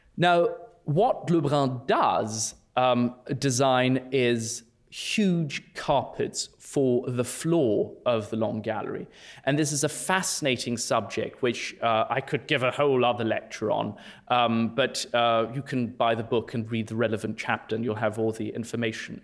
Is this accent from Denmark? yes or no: no; France; moved away; I'm German myself and I grew up in France